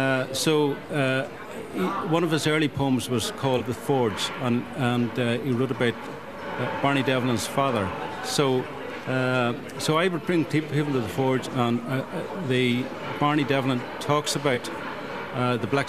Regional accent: Magherafelt, Northern Ireland, United Kingdom; also born or lived in Australia / England; my hometown, Magherafelt

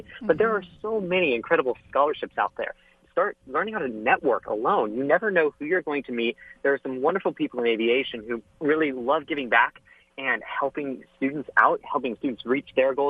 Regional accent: Orlando, Florida, United States; I'm from Orlando, Florida. So growing up in Florida

